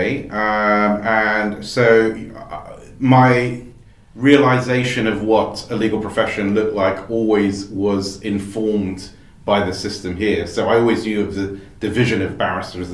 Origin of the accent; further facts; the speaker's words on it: Brazil; now in United Kingdom; I mostly grew up in Brazil.